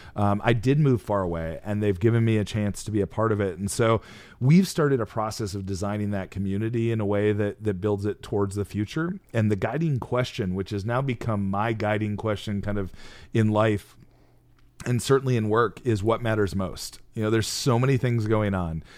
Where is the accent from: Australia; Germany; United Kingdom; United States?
United States; Midwest; moved away; my hometown. I hadn't been there in twenty years. Uh, a small town of thirty-three hundred